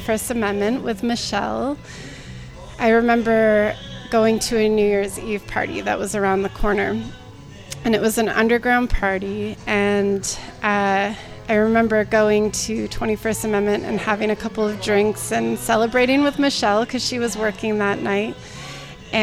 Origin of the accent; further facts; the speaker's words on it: New Mexico, United States; moved away as an adult; also born or lived in Santa Barbara, California; now in San Francisco Bay Area, United States; I grew up in New Mexico